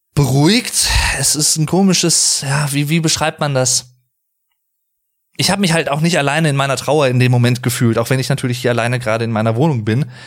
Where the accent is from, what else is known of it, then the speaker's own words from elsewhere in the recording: Sauerland, North Rhine-Westphalia, Germany; ich komme aus dem Sauerland